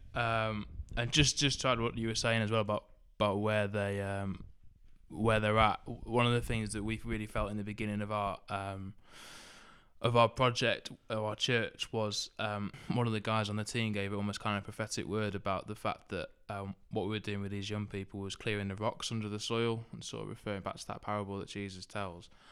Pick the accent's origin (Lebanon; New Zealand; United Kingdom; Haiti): United Kingdom; Southport, North West England; also born or lived in Liverpool; I grew up in Southport, which is up in the, uh, northwest.